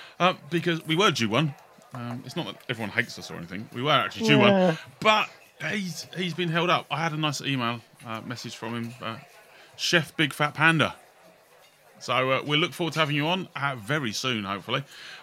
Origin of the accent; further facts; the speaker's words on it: United Kingdom; I'm British